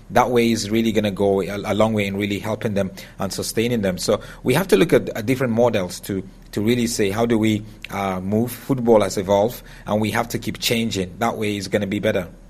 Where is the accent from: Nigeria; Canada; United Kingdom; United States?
Nigeria; growing up in Nigeria